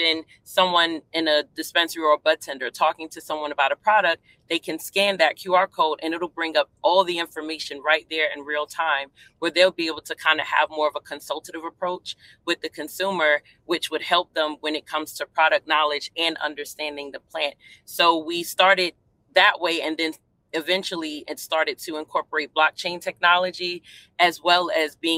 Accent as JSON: {"language": "English", "town": "New York City", "region": "New York", "country": "United States", "also_born_or_lived": "Hampton Roads, Virginia", "moved": "yes", "lives_now": "Virginia, United States", "said": "I'm originally from Brooklyn, New York"}